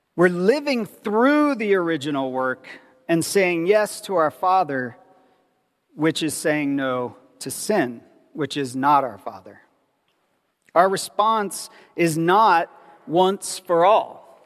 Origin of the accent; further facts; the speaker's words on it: Ohio, United States; I grew up in Ohio, which is the middle of nowhere